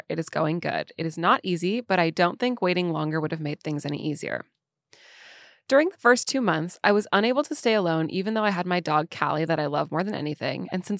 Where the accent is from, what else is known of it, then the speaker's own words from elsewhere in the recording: Quebec, Canada; I'm from Quebec